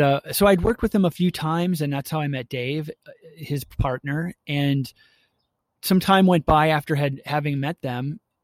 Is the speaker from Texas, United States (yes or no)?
no; Milwaukee, Wisconsin, United States; I grew up in Milwaukee, Wisconsin